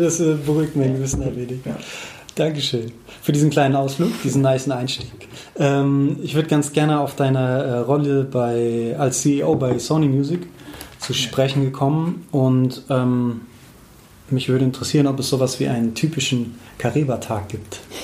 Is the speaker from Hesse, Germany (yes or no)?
yes; Frankfurt, Hesse, Germany; ich bin so gebürtiger Frankfurter, richtiger Frankfurter